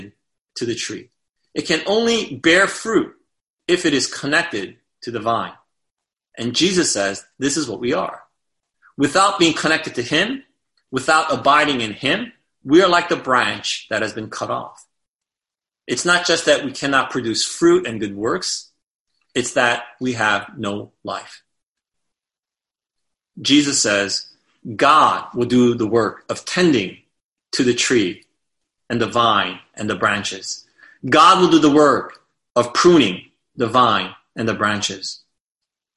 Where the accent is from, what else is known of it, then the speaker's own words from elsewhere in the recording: United States; As American Christians